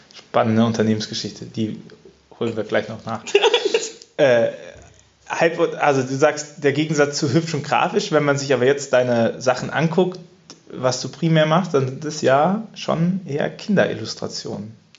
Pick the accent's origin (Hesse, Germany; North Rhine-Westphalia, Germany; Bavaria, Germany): North Rhine-Westphalia, Germany; Cologne; als Kölner